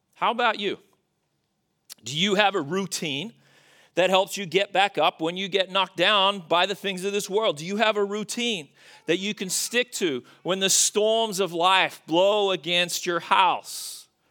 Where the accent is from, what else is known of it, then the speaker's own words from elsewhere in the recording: Australia; moved away; as an Australian